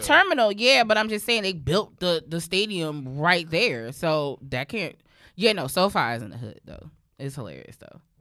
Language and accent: English; New York, United States; also born or lived in Brooklyn, New York; growing up in Harlem where, like, everything was low-key accessible